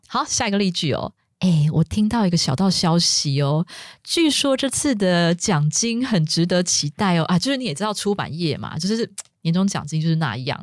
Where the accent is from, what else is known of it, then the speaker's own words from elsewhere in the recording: Taiwan; 像我们中国呃我们台湾